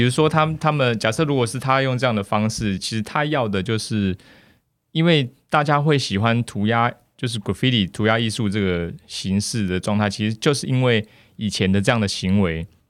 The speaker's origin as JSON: {"language": "Chinese", "country": "Taiwan", "also_born_or_lived": "Australia", "moved": "as an adult", "said": "因为我自己以前在台湾的时候，其实是 很安逸的一个状态"}